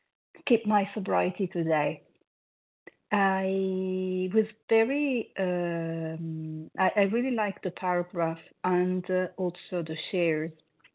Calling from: Paris, Île-de-France, France; I'm calling from Paris.

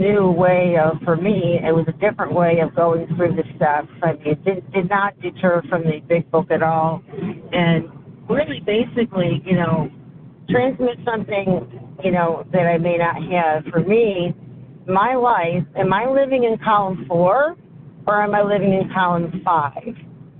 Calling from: Syracuse, New York, United States

